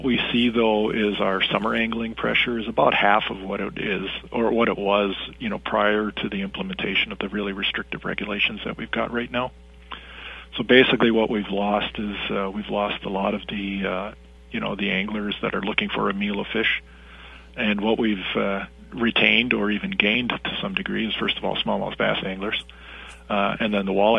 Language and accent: English; Wisconsin, United States; moved away as an adult; also born or lived in Germany / Canada / Ohio; now in Minnesota, United States; I grew up in Wisconsin